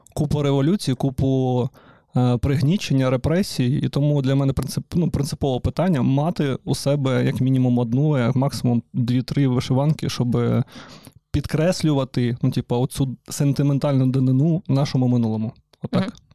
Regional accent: Donetsk, Donetsk Oblast, Ukraine; moved away; я ж з Донецька

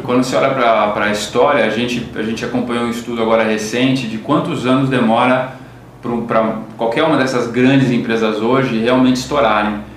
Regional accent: Brazil; A gente, como brasileiro

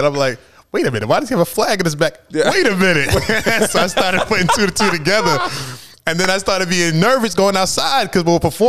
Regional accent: New York City, New York, United States; Man, I love Brooklyn, bro. It was so amazing just because we grew up around so many different ethnicities and all that kind of stuff.

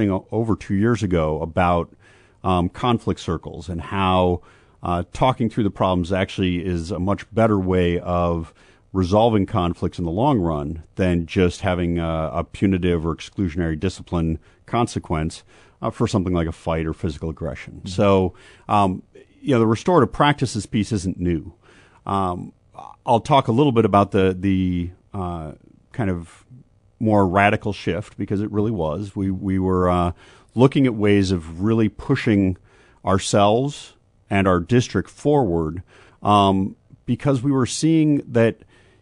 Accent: Minnesota, United States; now in Urbana, United States; my home state of Minnesota

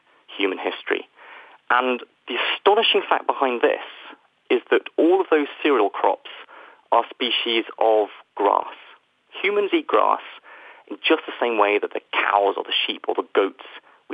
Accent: United Kingdom; the United Kingdom, where, as you can probably tell from my accent, I am from

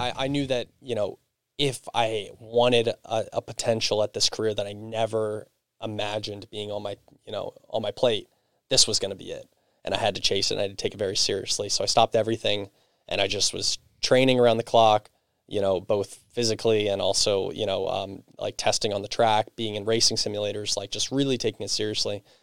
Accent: Perkasie, Pennsylvania, United States; I grew up in Percocet. I went to Penn Ridge

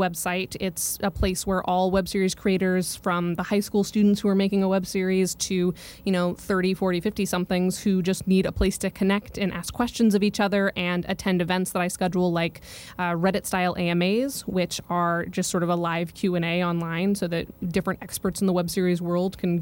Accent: Colorado, United States; moved away as an adult; also born or lived in Oregon; growing up in Colorado

